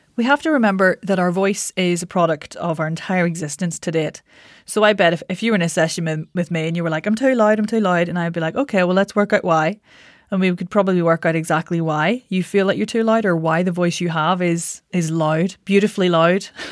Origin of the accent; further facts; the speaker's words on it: Northern Ireland, United Kingdom; moved away as an adult; also born or lived in London; I'm Northern Irish